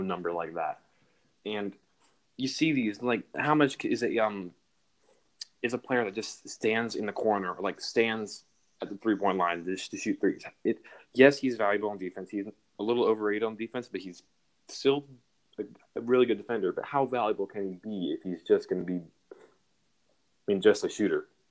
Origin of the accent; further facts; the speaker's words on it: Seattle, Washington, United States; moved away; also born or lived in Texas; I am from Texas, but I originally grew up in Seattle